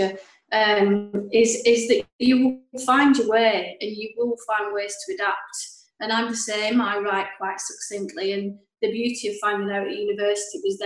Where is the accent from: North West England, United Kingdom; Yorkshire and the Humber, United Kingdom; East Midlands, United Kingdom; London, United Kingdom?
North West England, United Kingdom; Clayton-le-Moors; I grew up in Clayton Moors, happy family